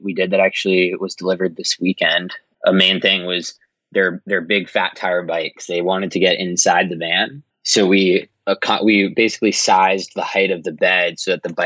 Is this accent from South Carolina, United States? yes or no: no; Massachusetts, United States; I'm from Massachusetts